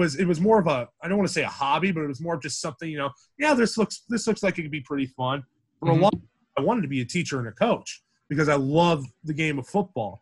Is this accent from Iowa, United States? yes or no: yes; Madrid, Iowa, United States; my hometown of Madrid